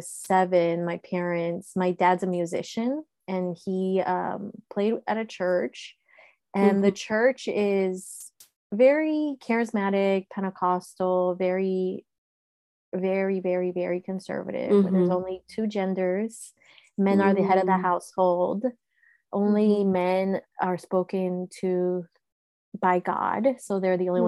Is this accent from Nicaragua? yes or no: yes; Managua, Nicaragua; now in United States; I was born in Managua, Nicaragua in 1985